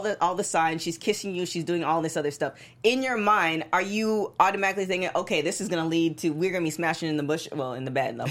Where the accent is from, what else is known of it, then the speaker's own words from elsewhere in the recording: Canada; moved away as an adult; I was from Canada, I was so far away from home